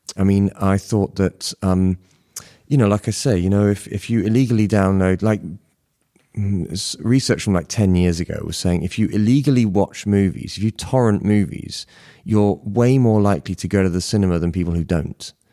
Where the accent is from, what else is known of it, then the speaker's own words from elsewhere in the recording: Bristol, South West England, United Kingdom; I was living by the seaside in the outskirts of Bristol